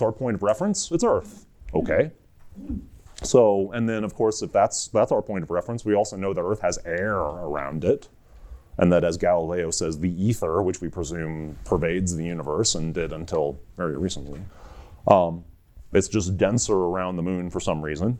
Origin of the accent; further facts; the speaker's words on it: United States; I'm an American geologist